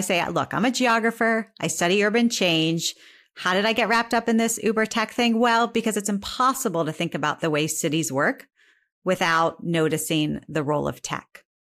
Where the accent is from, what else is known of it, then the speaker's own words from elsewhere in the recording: Northeast Ohio, United States; moved away; I'm from Northeast Ohio